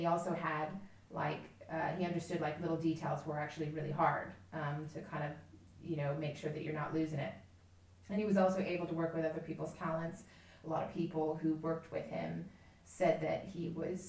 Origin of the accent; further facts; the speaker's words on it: Texas, United States; I come from Texas